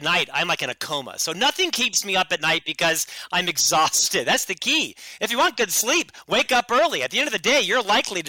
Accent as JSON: {"language": "English", "town": "Orlando", "region": "Florida", "country": "United States", "tie": "born or raised there", "also_born_or_lived": "Provo, Utah", "moved": "as an adult", "said": "I was born in Orlando, Florida"}